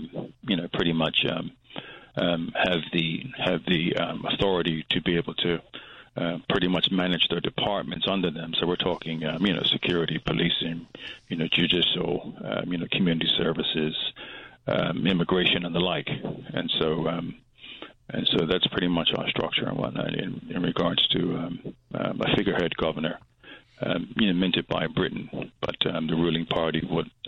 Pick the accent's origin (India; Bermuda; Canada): Bermuda; we are a British territory